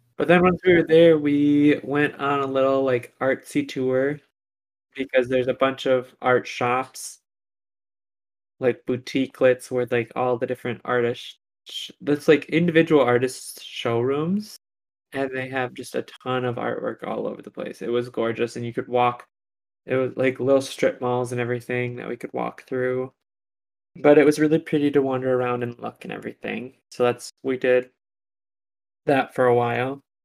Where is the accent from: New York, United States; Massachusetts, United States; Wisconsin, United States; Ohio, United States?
Wisconsin, United States; we're from Wisconsin